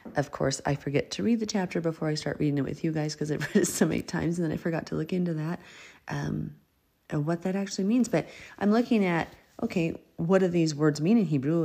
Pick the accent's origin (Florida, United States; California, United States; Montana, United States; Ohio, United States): Montana, United States; moved away as an adult; also born or lived in Minnesota; I grew up in Montana